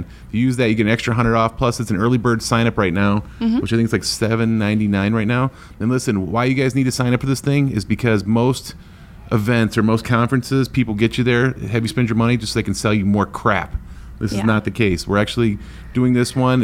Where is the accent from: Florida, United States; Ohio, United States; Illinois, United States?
Ohio, United States; Northeast; moved away; I'm from Northeast Ohio.